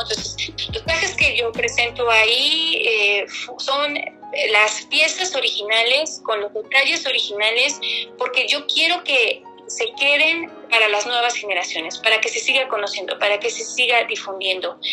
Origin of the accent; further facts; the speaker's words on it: Mexico; como mexicana y como nosotros hemos eh, tenido nuestra herencia cultural